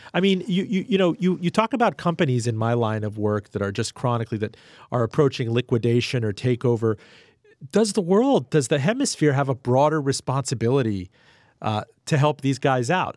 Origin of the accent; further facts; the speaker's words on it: Miami, Florida, United States; I grew up in Miami.